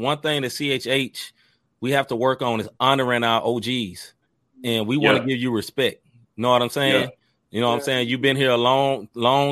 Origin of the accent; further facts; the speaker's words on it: Memphis, Tennessee, United States; now in St. Louis, United States; I stay in St. Louis, but I'm from Memphis, Tennessee